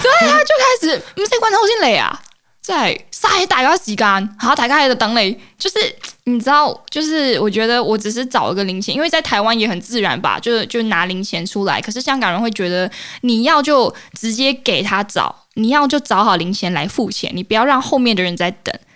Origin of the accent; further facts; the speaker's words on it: Malaysia; moved away as an adult; now in Taiwan; 我是马来西亚人